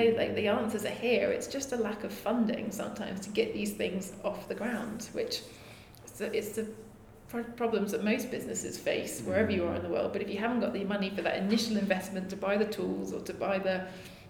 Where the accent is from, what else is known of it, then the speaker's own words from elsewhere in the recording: London, United Kingdom; I'm from London, West London